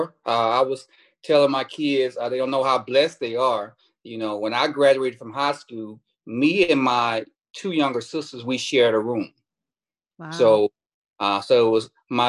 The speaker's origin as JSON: {"language": "English", "town": "Houston", "region": "Texas", "country": "United States", "tie": "born or raised there", "also_born_or_lived": "Kentucky", "said": "I'm born and raised in Houston, Texas"}